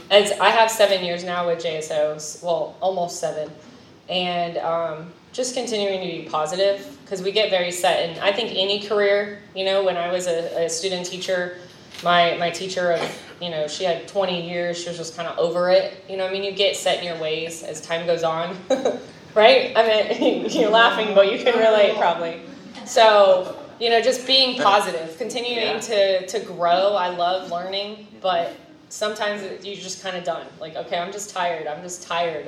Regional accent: California, United States; also born or lived in Florida; now in Clay County, Florida, United States; I'm from California originally, but now Florida is my home

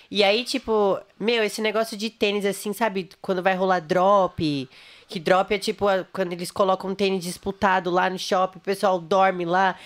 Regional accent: Santo André, São Paulo, Brazil; eu nasci né, em Santo André, ABC.

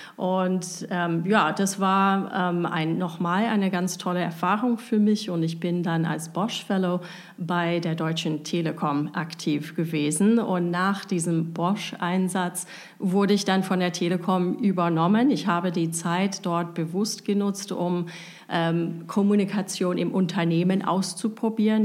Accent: United States; German is a second language; moved away as an adult; also born or lived in Tübingen, Germany; now in Germany; ich bin Amerikanerin. Ich bin komplett auch in den USA aufgewachsen

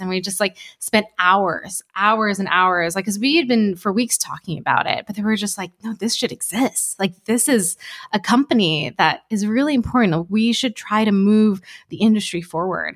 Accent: New Jersey, United States; also born or lived in Alabama / Iowa; We grew up in New Jersey. Uh, it was, it was actually Alabama, Iowa, then New Jersey

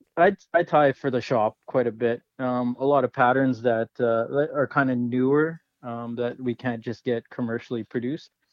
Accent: Winnipeg, Manitoba, Canada; also born or lived in British Columbia; now in Kelowna, Canada; I grew up in Winnipeg, so at heart I'm a Jets fan

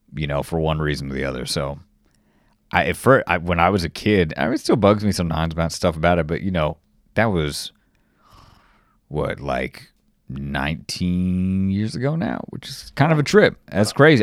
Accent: Los Angeles, California, United States; moved away; I'm from Los Angeles, in the valley, San Fernando Valley

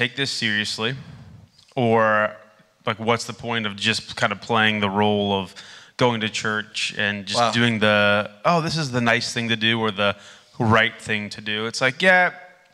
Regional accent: Indiana, United States; moved away; also born or lived in Amsterdam; I grew up in Indiana.

